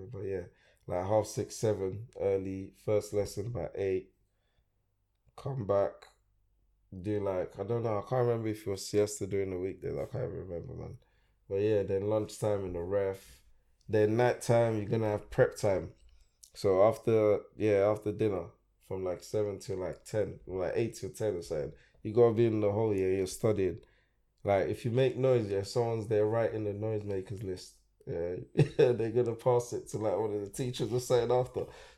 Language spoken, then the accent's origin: English; Lagos, Nigeria; also born or lived in England; now in United Kingdom; I was born in Nigeria, bro. Yeah? I was born in Lagos, bro. Lagos, Ikeja side, you know.